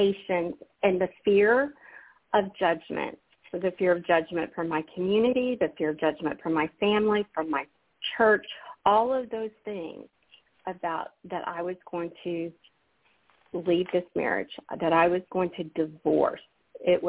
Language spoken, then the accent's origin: English; Alabama, United States; moved away; I'm from Alabama originally, Susun. I grew up in the Bible Belt